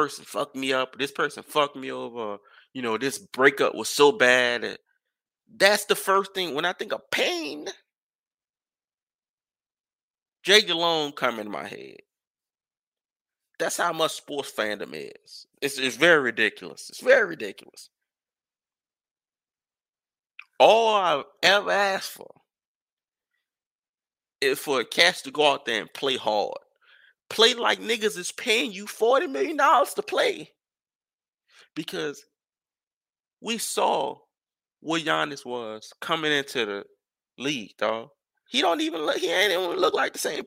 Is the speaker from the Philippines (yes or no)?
no; New Orleans, Louisiana, United States; I grew up in New Orleans